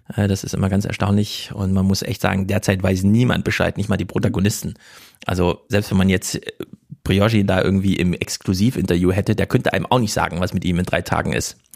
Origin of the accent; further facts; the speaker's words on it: Thuringia, Germany; Ich komme aus Thüringen